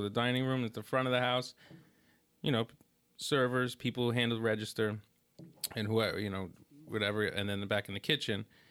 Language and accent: English; New York City, New York, United States; also born or lived in Brooklyn; we're from Staten Island and, and New York, Brooklyn, my family